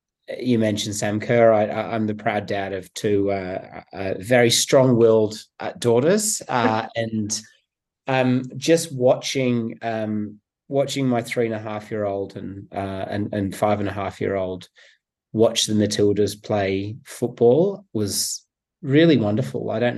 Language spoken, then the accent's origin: English; England, United Kingdom; born there; I was born in England